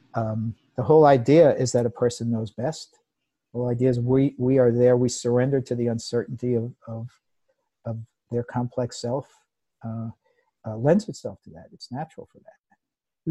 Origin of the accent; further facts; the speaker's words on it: United States; I grew up in the United States in the 50s and 60s